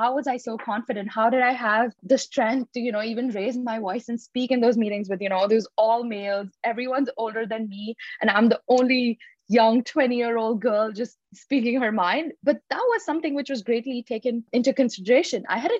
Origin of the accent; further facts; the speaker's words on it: Mumbai, Maharashtra, India; moved away; I moved from Mumbai, India, a country with the second largest population and a city with the population of about 18.2 million.